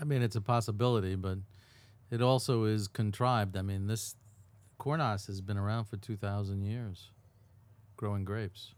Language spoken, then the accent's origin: English; Levittown, New York, United States; my hometown